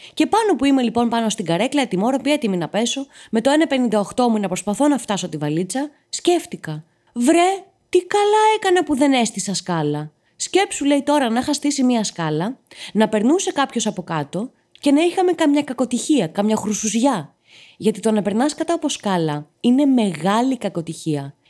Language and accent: Greek; Patras, Western Greece, Greece; μεγάλωσα και γεννήθηκα στην Πάτρα